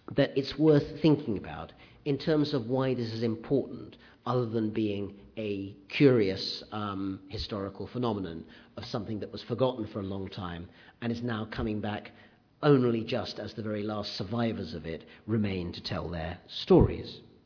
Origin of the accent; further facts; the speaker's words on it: United Kingdom; growing up in Britain in the 60s and 70s